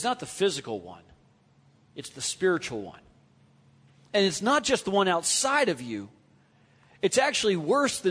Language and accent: English; Southern California, United States; moved away as an adult; also born or lived in Kentucky / Tennessee; we grew up in Southern California, where you have these things called earthquakes